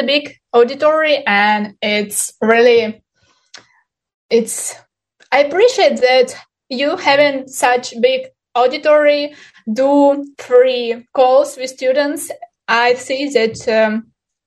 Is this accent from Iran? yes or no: no; Ukraine; English is a second language; moved away as an adult; now in Turkey; I'm from Ukraine. Now, this month, I'm living in Turkey.